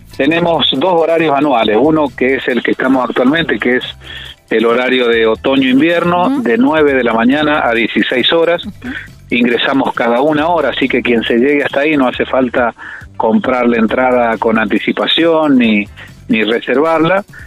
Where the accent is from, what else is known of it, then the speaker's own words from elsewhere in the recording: Valle Fértil, San Juan, Argentina; yo soy de Valle Fértil